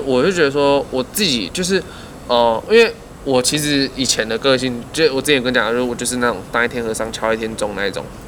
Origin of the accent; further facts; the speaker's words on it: Taiwan; 我们台湾人